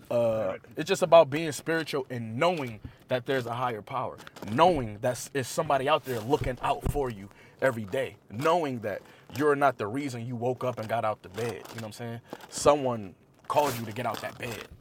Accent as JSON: {"language": "English", "town": "Buffalo", "region": "New York", "country": "United States", "said": "I come from East Side Buffalo"}